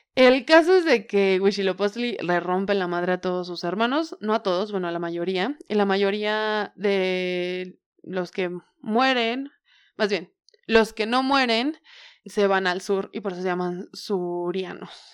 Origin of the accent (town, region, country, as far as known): Tula de Allende, Hidalgo, Mexico; born or raised there